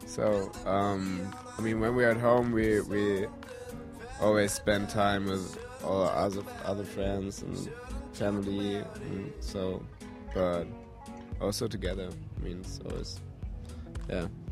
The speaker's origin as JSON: {"language": "English", "country": "Germany", "also_born_or_lived": "Kassel", "second_language": "English", "said": "We are from Germany. Uh, we're, I don't know, we're both 22 years old. We live in Kassel, a small town in the middle of Germany"}